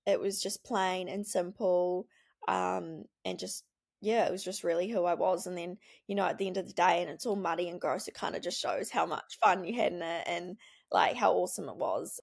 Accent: Wanaka, Otago, New Zealand; we grew up in Wanaka, um, went to Wanaka Primary School

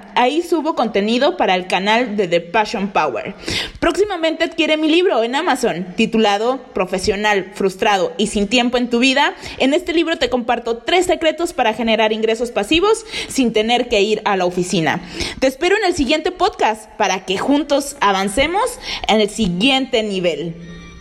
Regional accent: Veracruz, Mexico; yo nací en el puerto de Veracruz, México. Soy jarocha de corazón

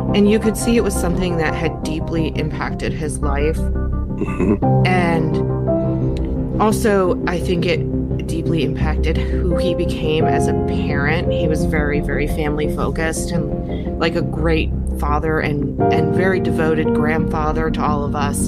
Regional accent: Philadelphia, Pennsylvania, United States; moved away as an adult; now in North Carolina, United States; I grew up in Pennsylvania in the Philadelphia area

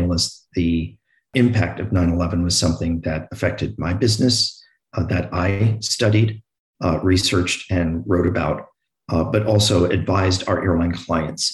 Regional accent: New York, United States; I'm from New York

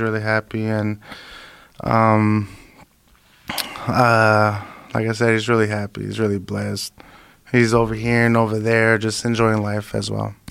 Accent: Imperial Valley, California, United States; I was going back and forth from my hometown, you know, because I live in Imperial Valley

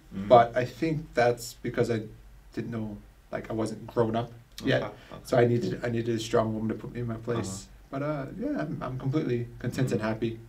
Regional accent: England, United Kingdom; accent: English; I don't want to be a bad actor, so I just stuck with my own English accent.

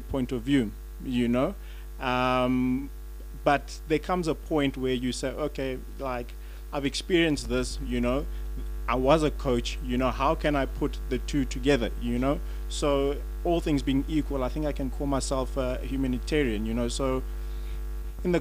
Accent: South Africa; moved away; I'm a South African

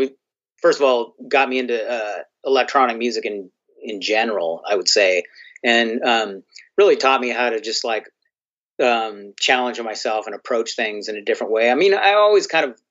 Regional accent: United States; for me as an American

